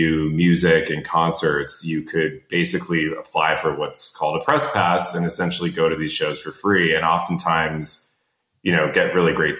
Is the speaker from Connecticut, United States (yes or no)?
yes; Connecticut, United States; also born or lived in Chicago, Illinois; we grew up in Connecticut.